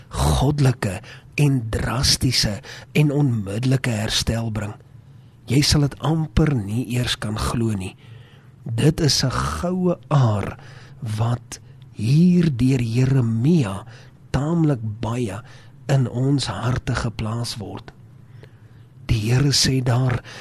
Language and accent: Afrikaans; South Africa; ons het groot geword in Suid-Afrika met die woord van God